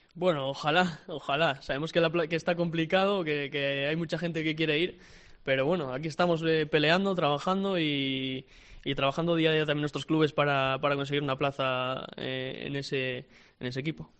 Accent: Oviedo, Asturias, Spain; yo soy de Oviedo, nacido en Oviedo y toda la vida viví enfrente del Tartiere incluso

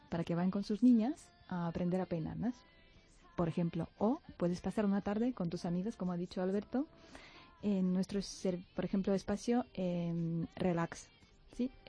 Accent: Moscow, Russia; now in Spain; mi ciudad natal, Moscú

